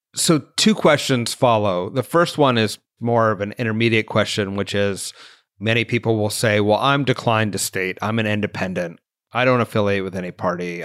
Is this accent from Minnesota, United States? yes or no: no; Santa Cruz, California, United States; I'm from Santa Cruz, California, and so I am certainly living in a partisan, segregated community